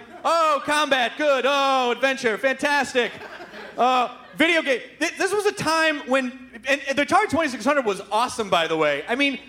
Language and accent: English; Memphis, Tennessee, United States; I grew up in Memphis.